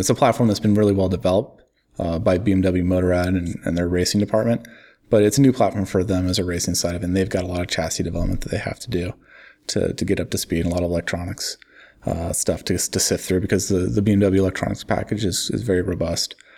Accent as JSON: {"language": "English", "country": "United States", "said": "me as an American running, uh, an American based publication"}